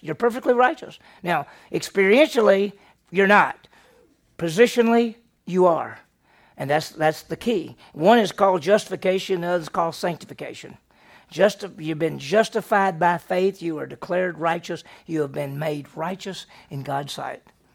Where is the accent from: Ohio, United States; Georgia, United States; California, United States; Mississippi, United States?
Mississippi, United States; Meridian; I grew up in Meridian, Mississippi, and it's a city